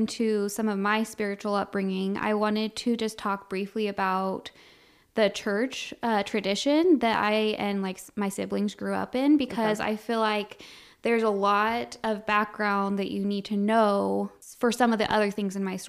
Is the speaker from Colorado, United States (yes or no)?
yes; Colorado, United States; now in Wichita, United States; I'm originally from Colorado, and I was born and raised there. And then I now live outside of Wichita, Kansas.